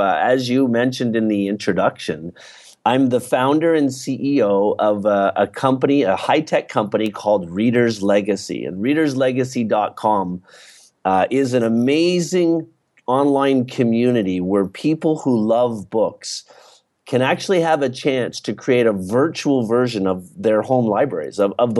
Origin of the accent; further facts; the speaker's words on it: East Coast, Canada; I grew up in Canada, in the East Coast of Canada.